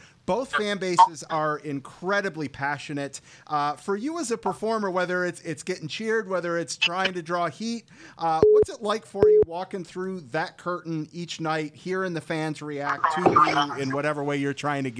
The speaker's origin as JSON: {"language": "English", "town": "Detroit", "region": "Michigan", "country": "United States", "said": "I'm from Detroit."}